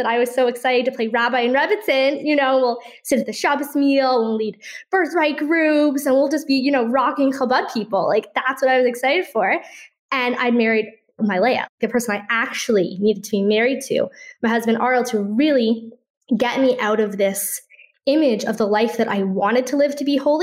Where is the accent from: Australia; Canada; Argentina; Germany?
Canada; Toronto, Ontario; now in Safed, Israel; I'm originally from Toronto, Canada